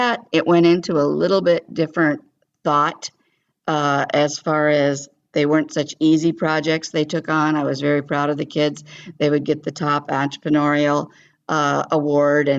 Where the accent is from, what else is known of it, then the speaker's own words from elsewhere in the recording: California, United States; moved away as an adult; I was raised in California, not on a farm.